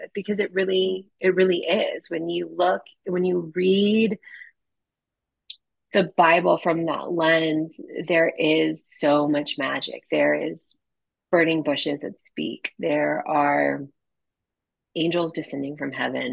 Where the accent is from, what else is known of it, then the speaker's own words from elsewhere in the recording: U.S. Virgin Islands; moved away; I was born and raised in the United States Virgin Islands